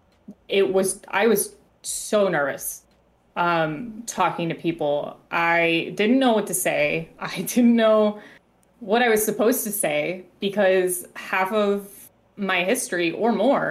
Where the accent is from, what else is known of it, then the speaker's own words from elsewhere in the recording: Florida, United States; moved away as an adult; now in Michigan, United States; I'm originally from Florida.